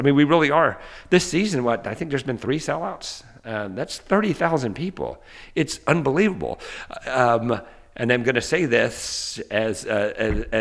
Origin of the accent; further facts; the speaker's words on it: the South, United States; growing up in the South